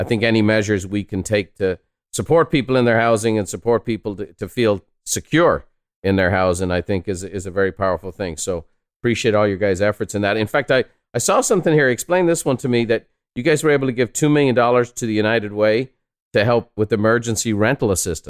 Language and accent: English; Ireland; moved away; I'm a son of a house painter. I'm an immigrant from Ireland. I'm a fifth generation house painter.